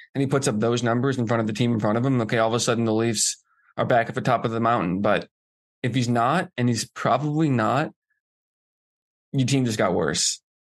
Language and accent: English; Boston, Massachusetts, United States; growing up in Boston